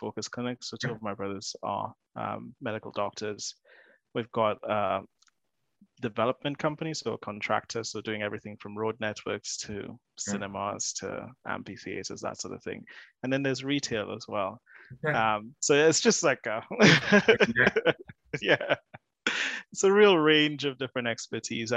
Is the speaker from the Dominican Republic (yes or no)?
no; St. Lucia; moved away as an adult; now in Bristol, United Kingdom; I'm originally from St. Lucia, so I moved quite a few thousand miles